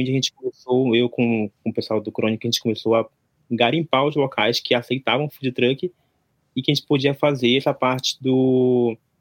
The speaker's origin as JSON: {"language": "Portuguese", "area": "interior near Manaus", "region": "Amazonas", "country": "Brazil", "moved": "as an adult", "lives_now": "Japan", "said": "eu vim do, do Brasil, sou do Amazonas, da região norte, ali interior de Manaus"}